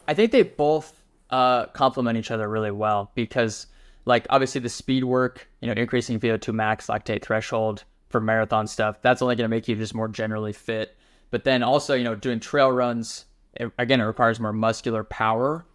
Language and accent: English; Wyoming, United States; now in Texas, United States; I'm from Wyoming originally